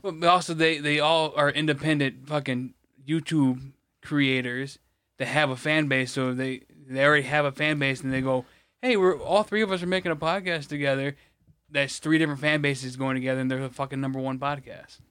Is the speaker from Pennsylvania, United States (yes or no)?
no; Michigan, United States; it's not my city, but it's, you know, my state